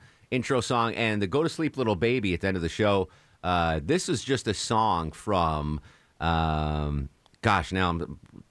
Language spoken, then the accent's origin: English; Connecticut, United States; now in Atlanta, United States; I am from New England originally.